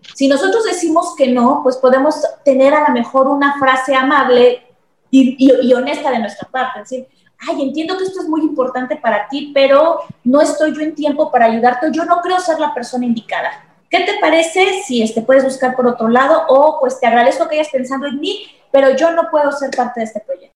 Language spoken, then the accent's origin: Spanish; Mexico; como mexicanos estamos muy condicionados